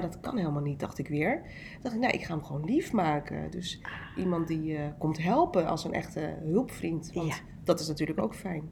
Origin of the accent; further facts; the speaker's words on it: Almere, Flevoland, Netherlands; also born or lived in North Brabant / Amsterdam Zuidoost; Ik ben in Brabant geboren en toen is mijn moeder met mijn vader verhuisd naar Amsterdam Zuidoost. Eh, en vervolgens zijn we naar Almere verhuisd